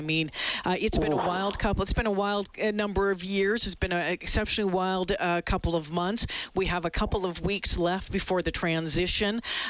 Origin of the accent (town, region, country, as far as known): Canada